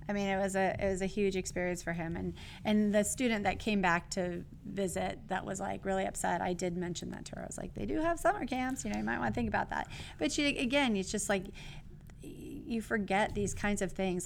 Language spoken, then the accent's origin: English; California, United States; I'm from California